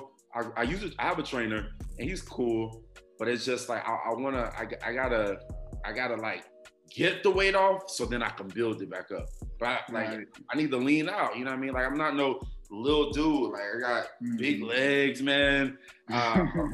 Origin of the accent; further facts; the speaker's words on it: Miami, Florida, United States; moved away as an adult; now in Houston, United States; I'm from Miami. I moved to Texas in 2012